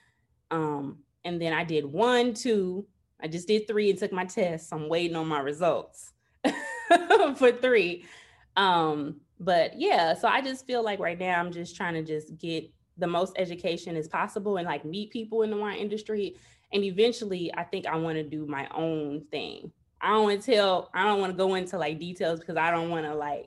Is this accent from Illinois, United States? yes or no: yes; Chicago, Illinois, United States; I'm from Chicago, born and raised.